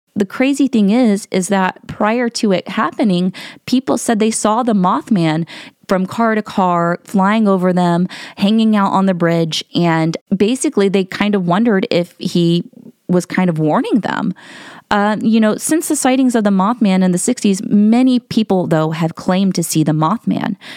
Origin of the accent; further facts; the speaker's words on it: Ohio, United States; I'm from Ohio. So I live about two hours away from, uh, Point Pleasant in West Virginia